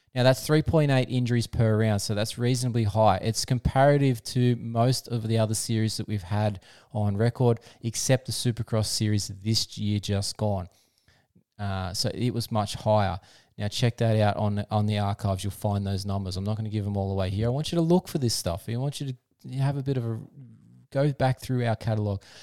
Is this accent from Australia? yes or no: yes; Australia; I'm an Aussie